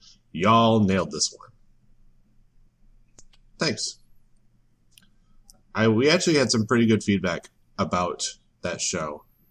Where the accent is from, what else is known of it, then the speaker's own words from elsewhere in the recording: Muskegon, Michigan, United States; I grew up in Michigan